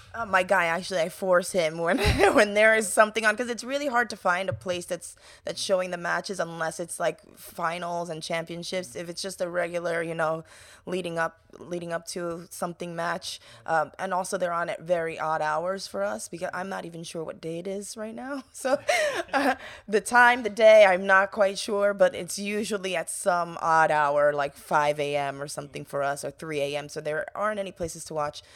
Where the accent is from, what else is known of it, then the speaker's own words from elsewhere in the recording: New York, United States; growing up in New York